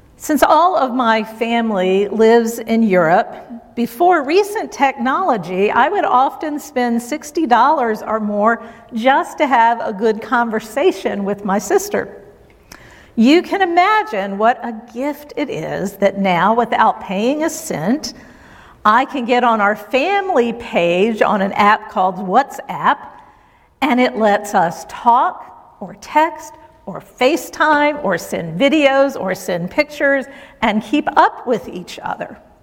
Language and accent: English; Virginia, United States; moved away; my home state